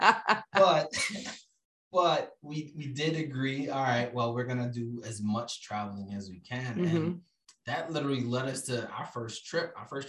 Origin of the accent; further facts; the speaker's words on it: New York City, New York, United States; I'm from Brooklyn.